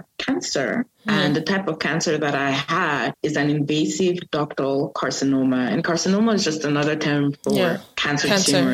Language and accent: English; Cameroon; now in North Carolina, United States; born and raised in Cameroon. I currently reside in the U.S. I am in North Carolina